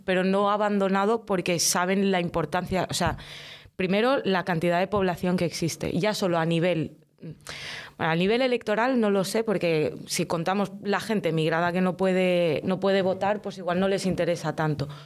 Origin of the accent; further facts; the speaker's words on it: L'Hospitalet de Llobregat, Catalonia, Spain; also born or lived in Casablanca, Morocco; llevo toda la vida viviendo en la Florida, desde los seis años concretamente. Yo nací en Marruecos, en Casablanca, y pues mis padres migraron, vinimos aquí.